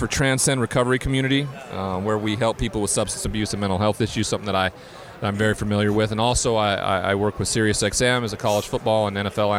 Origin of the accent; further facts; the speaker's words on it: Montana, United States; I grew up in Montana.